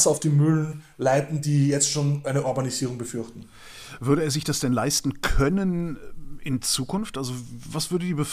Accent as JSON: {"language": "German", "town": "Cologne", "region": "North Rhine-Westphalia", "country": "Germany", "said": "ich bin Kölner, wir haben da ein Wort für"}